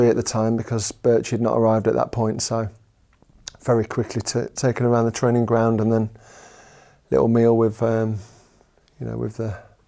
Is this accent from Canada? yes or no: no; Nottingham, East Midlands, United Kingdom; moved away as an adult; also born or lived in Sheffield; So I'm a Nottingham boy. Born and bred in Nottingham and stayed there until football takes you on its travels. So I was there until I was 20